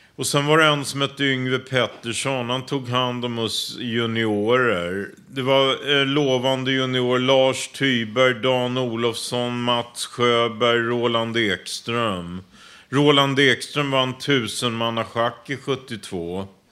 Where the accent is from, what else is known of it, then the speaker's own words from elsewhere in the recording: Stockholm, Stockholm County, Sweden; Jag är uppvuxen i Rågsved